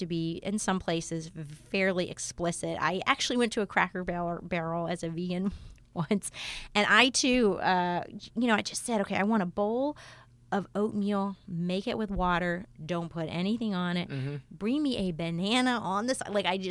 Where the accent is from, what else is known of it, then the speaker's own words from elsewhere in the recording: Alabama, United States; moved away; I also am from a different part of the country. I'm from Alabama